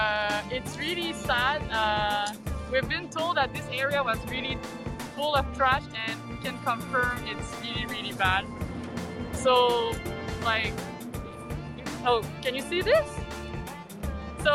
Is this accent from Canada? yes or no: yes; Montreal, Quebec, Canada; moved away as an adult; also born or lived in New Zealand; now in Tokyo, Japan; I'm from Montreal